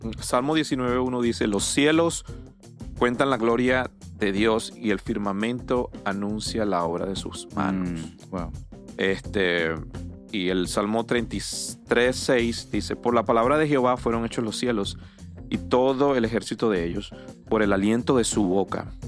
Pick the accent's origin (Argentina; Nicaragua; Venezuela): Venezuela; moved away; yo soy de Venezuela, de mi país